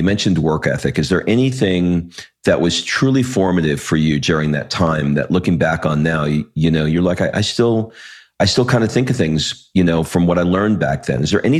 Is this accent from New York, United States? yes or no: yes; New York City, New York, United States; I grew up in Queens